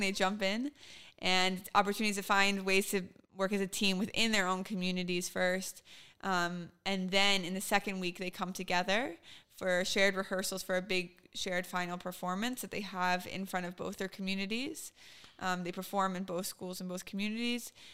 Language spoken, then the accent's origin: English; Richmond, Virginia, United States; moved away as an adult; now in Israel; growing up in Richmond